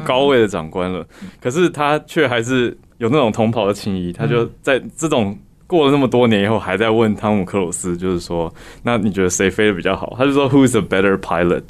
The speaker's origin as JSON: {"language": "Chinese", "country": "Taiwan", "tie": "born or raised there", "said": "我是土生土长的嘛， 所以在台湾长大，就跟大家一样都是念公立系统"}